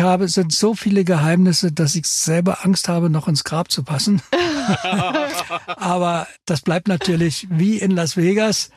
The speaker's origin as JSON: {"language": "German", "area": "the East", "region": "East Germany", "country": "Germany", "said": "wir kommen aus dem Osten, da sind wir sozialisiert"}